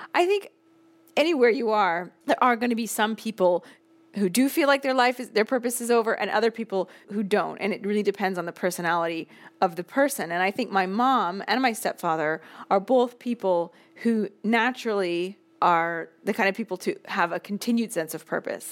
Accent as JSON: {"language": "English", "town": "Seattle", "region": "Washington", "country": "United States", "tie": "born or raised there", "also_born_or_lived": "Boston", "moved": "as an adult", "lives_now": "Rome, Italy", "said": "I moved from Seattle to Boston at eighteen, and I never moved back."}